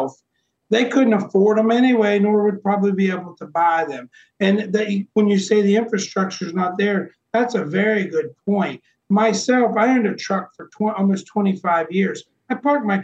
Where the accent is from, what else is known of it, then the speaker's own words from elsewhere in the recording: Midwest, United States; moved away; I'm from the Midwest originally